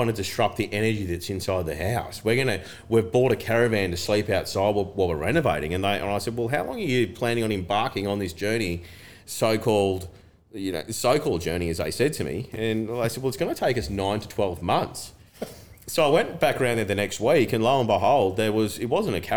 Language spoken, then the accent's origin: English; Broadbeach Waters, Queensland, Australia; I grew up in Broadbeach Waters, that's all I know. I went to the local school there